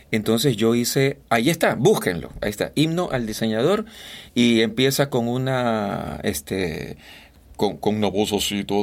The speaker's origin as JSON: {"language": "Spanish", "town": "Guayaquil", "region": "Guayas", "country": "Ecuador", "said": "si tú me escuchas hablar y me presentas a alguien, me va a preguntar de dónde eres. Y yo le voy a decir de Guayaquil. No, tú no suenas guayaquileño."}